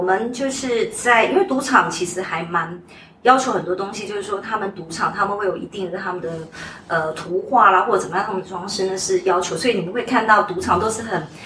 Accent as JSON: {"language": "Chinese", "town": "Kaohsiung", "country": "Taiwan", "tie": "born or raised there", "also_born_or_lived": "Taipei / Macau", "moved": "as an adult", "said": "我本身是台湾人，我是土生土长的高雄人，但是就是大学的时候在台北念"}